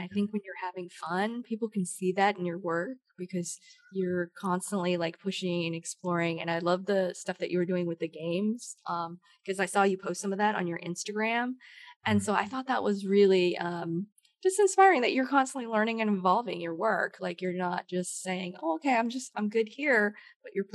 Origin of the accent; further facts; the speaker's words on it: Idaho, United States; moved away as an adult; now in Georgia, United States; I grew up in Idaho of all places.